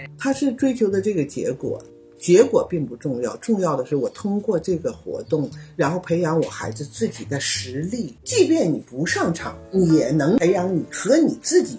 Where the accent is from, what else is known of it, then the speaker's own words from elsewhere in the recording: China; 嗯，我们中国人的思维呢？没有说让你水涨船高